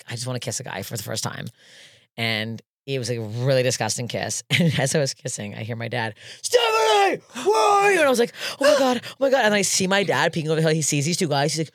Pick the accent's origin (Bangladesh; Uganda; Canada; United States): Canada; I'm Canadian